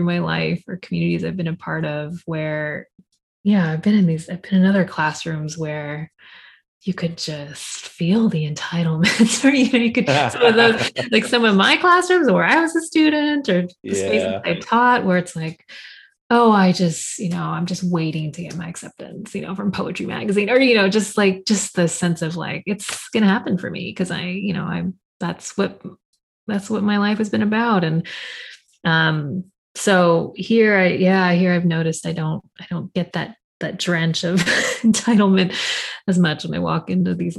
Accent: Fresno, California, United States; I'm a poet from Fresno

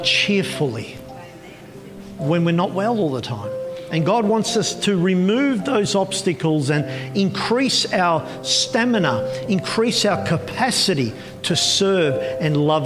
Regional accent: Melbourne, Victoria, Australia; I grew up with her in Melbourne.

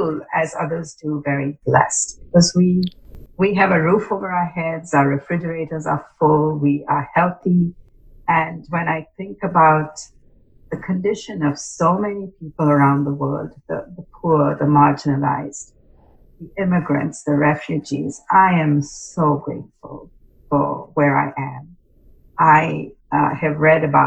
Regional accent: India; now in McMinnville, United States; I am originally from India. And that's my Indian name

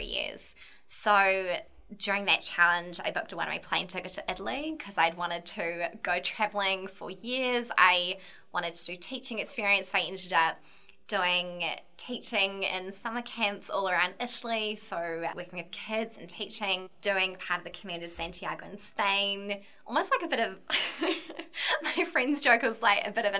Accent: Ramarama, Auckland, New Zealand; also born or lived in Dunedin; Born and bred in Ramarama in the south of Auckland, really rural area.

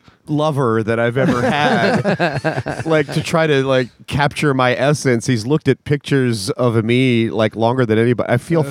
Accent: Wilmington, Delaware, United States; I grew up in Wilmington, Delaware. Yes, I put the duh in Delaware.

